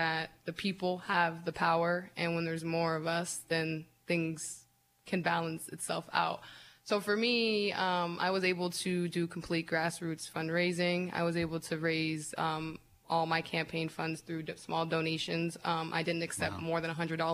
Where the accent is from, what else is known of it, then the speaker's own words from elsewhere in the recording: Erie, Pennsylvania, United States; And I grew up on the Lower East Side. I live on the Lower East Side, so it's like I'm the first Lower East Side City Council person